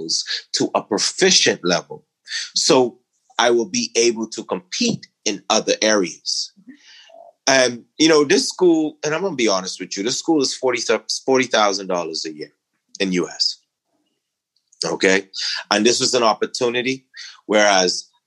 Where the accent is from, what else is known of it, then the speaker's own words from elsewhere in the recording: Exuma, Bahamas; I'm originally from Exuma, Bahamas. It's a rural island, not much development. I grew up on, you know, kind of a farm.